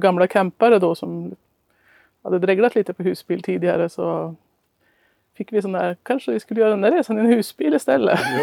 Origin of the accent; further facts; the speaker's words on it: Norway; moved away; also born or lived in Östhammar, Sweden; resa heter reise på norska där jag kommer ifrån